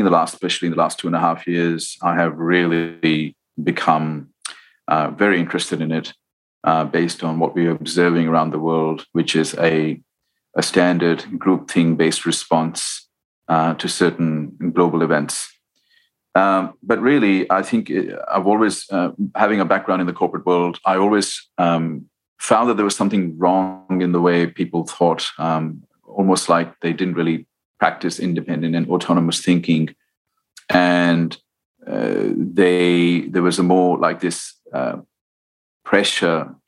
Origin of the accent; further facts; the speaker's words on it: India; growing up in India